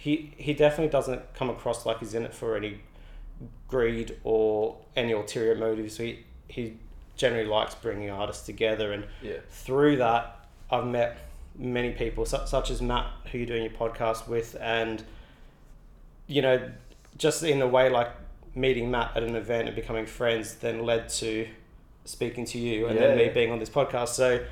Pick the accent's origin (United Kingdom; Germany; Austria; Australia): Australia; So, and when you come here, you, as an Aussie, you really do feel quite at home.